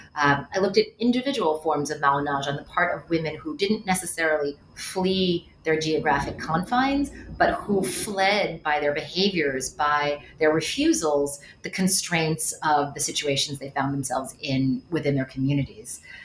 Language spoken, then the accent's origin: English; Westchester County, New York, United States; moved away as an adult; also born or lived in Cambridge, Massachusetts; I am from the New York area. I grew up in Westchester County